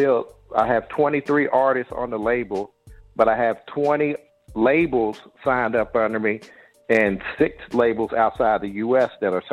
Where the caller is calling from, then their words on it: Saudi Arabia; So I'm calling from Saudi Arabia right now.